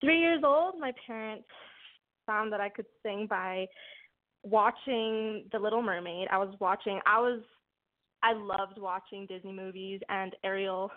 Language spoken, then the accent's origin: English; Calgary, Alberta, Canada; I'm from Calgary, Alberta